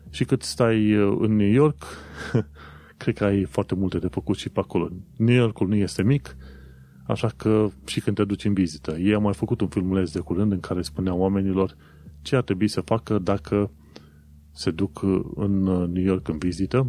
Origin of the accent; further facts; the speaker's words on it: Romania; moved away as an adult; also born or lived in Brașov; now in London, United Kingdom; după ce au aflat că sunt români